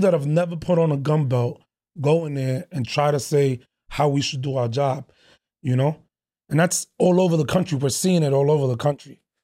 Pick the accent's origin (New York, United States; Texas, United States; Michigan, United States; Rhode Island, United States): New York, United States; New York City; moved away as an adult; now in Baltimore, United States; I was born and raised in the Bronx